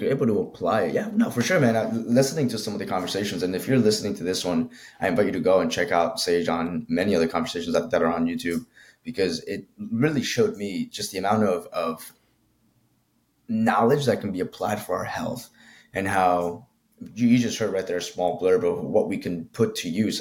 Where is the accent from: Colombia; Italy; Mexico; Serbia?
Colombia; now in United States; I grew up in Colombia, South America. So, like, for me, it was very different when I came into the States